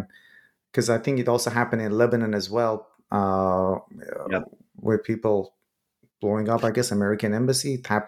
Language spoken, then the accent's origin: English; Iran; moved away; I'm originally from Iran myself. When Iran and Iraq war happened, I was a little kid.